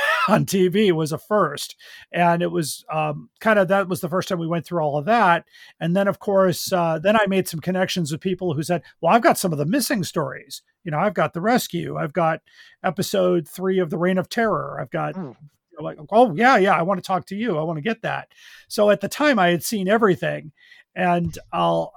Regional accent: Skokie, Illinois, United States; we had a fan club in my hometown of Skokie

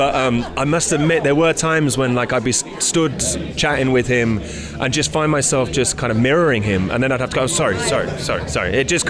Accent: Wales, United Kingdom; I'm Welsh.

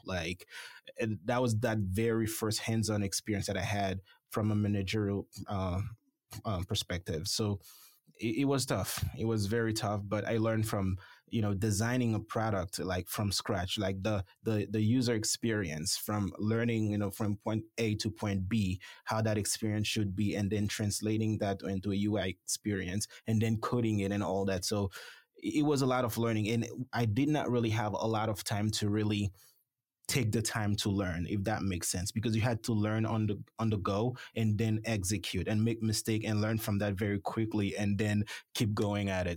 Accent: Haiti; moved away as an adult; also born or lived in Florida / Alabama / Michigan / North Dakota; now in Paducah, United States; I'm originally from the Caribbean, um, Haiti specifically.

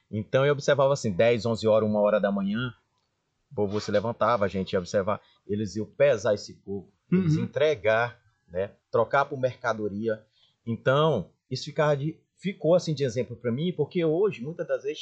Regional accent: Chapadinha, Maranhão, Brazil; now in Urbano Santos, Brazil; Pra falar a verdade, eu sou de Chapadinha, né? Interior de Chapadinha.

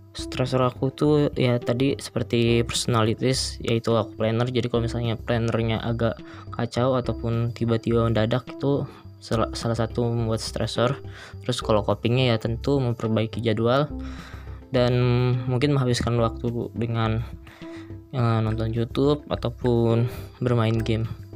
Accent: Cilegon, Banten, Indonesia; also born or lived in Serang Regency, Banten / Pandeglang, Banten / Indramayu, West Java; Tempat tanggal lahir Cilegon, sembilan belas Mei dua ribu dua.

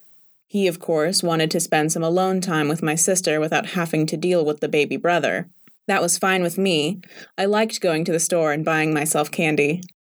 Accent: Tumán, Lambayeque, Peru; first language Spanish; English is a second language; My homeland, Tumán, is in the northern part of Peru. Spanish is my native language. The climate is very warm in that part of the country. In Tumán, almost everyone works at the factory.

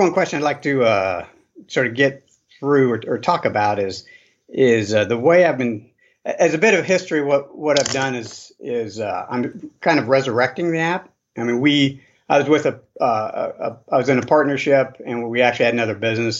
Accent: Boise, Idaho, United States; I'm from Boise, Idaho

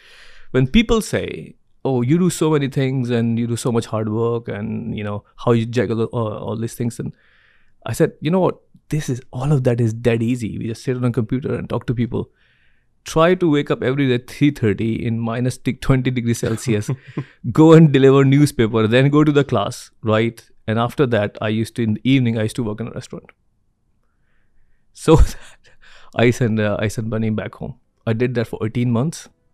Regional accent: Karachi, Sindh, Pakistan; So I came from Karachi, very humbling background.

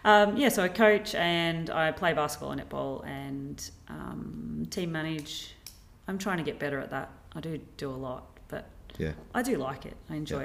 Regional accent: Blue Earth, Minnesota, United States; And because I come from Blue Earth, well, we didn't sit.

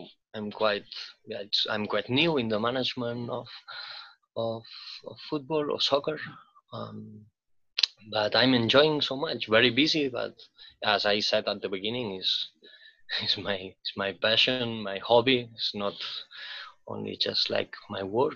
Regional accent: Barcelona, Catalonia, Spain; moved away as an adult; now in Reykjavik, Iceland; I'm from a crowded city, like I'm from Barcelona, and I've been always living in cities

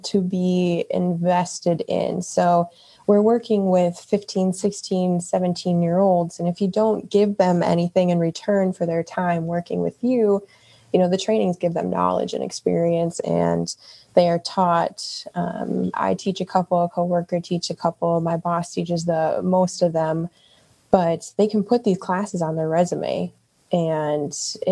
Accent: Wisconsin Dells, Wisconsin, United States; moved away as an adult; now in Columbus, United States; I am actually from Wisconsin, Wisconsin Dells area. That's the water park capital of the world. So I pretty much grew up around seasonal work.

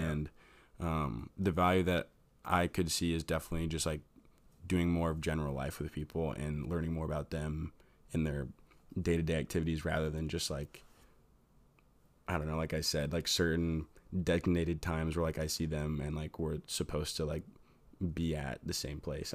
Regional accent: Fort Wayne, Indiana, United States; I'm from Fort Wayne, Indiana.

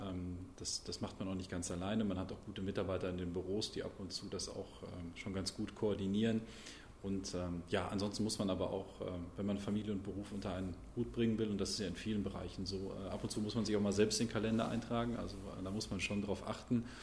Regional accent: Brilon, North Rhine-Westphalia, Germany; ich bin hier in Brilon aufgewachsen, zur Schule gegangen, ähm, bin dann zum Studieren nach Marburg und Münster gegangen

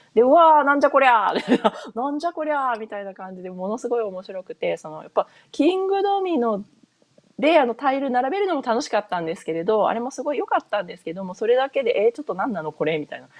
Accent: Hokuriku, Toyama, Japan; first language Japanese; moved away as an adult; now in United States; 私日本で普通に生まれて育って、で、小中高と、えっ、ー、と、北陸の富山にいたんですけれど

